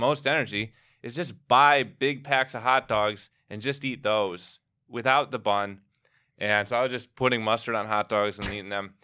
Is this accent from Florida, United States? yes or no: no; Evanston, Illinois, United States; moved away as an adult; also born or lived in Libertyville, Illinois / California; now in New York, United States; I grew up in Libertyville and Evanston